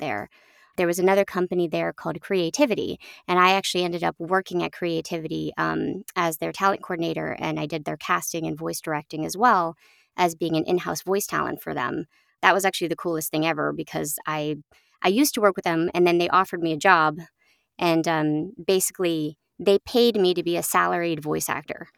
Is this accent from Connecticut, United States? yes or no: no; Oakland, California, United States; now in upstate New York, United States; I grew up in Oakland, California